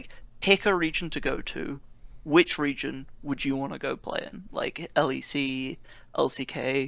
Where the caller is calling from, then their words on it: Oxford, South East England, United Kingdom; I'm calling from Oxford, UK.